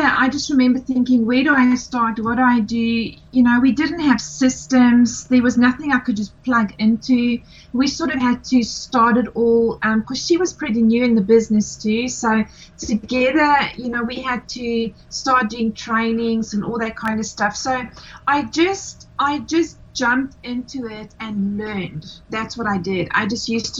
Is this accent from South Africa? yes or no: yes; South Africa; moved away as an adult; now in Australia; I am originally from South Africa, been living in Australia for 17 years